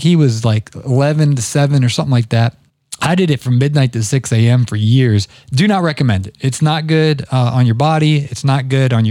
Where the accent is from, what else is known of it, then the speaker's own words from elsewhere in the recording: Ohio, United States; my home state of Ohio